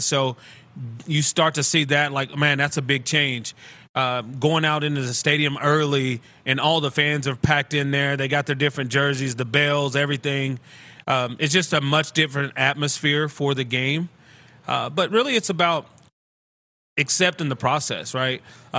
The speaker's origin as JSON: {"language": "English", "town": "Jacksboro", "region": "Texas", "country": "United States", "tie": "born or raised there", "also_born_or_lived": "Mineral Wells, Texas", "said": "Well, I was born there because Jacksboro, my hometown"}